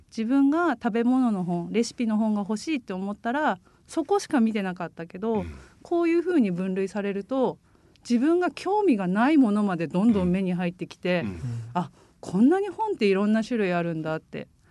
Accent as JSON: {"language": "Japanese", "region": "Hokkaido", "country": "Japan", "tie": "born or raised there", "moved": "yes", "lives_now": "Saga, Japan", "said": "私も北海道出身なんですけど、うん、北海道の田舎で育ってて"}